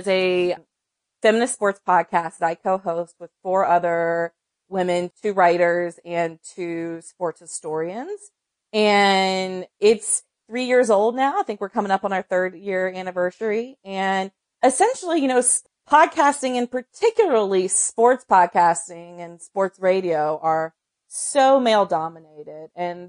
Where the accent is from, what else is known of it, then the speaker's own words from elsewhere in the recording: North Carolina, United States; And then, of course, I'm from North Carolina, so men's college basketball was always a big part of my my media and sports diet.